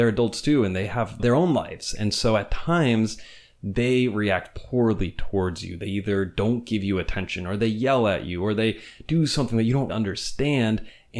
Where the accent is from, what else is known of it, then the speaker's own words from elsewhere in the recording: Venezuela; So I grew up in Venezuela, and my parents raised me there, despite the fact that I'm an American.